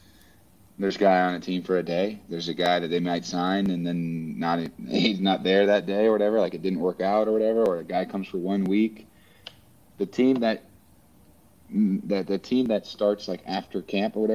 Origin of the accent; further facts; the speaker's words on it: West Coast, United States; moved away as an adult; also born or lived in Midwest / New Orleans; now in Philadelphia, United States; I'm from the West Coast